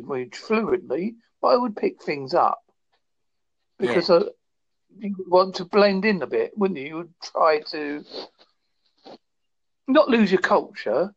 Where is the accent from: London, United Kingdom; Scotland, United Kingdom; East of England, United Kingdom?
East of England, United Kingdom; Westcliff-on-Sea; moved away; I am from Italy, from Westcliff-on-Sea in Essex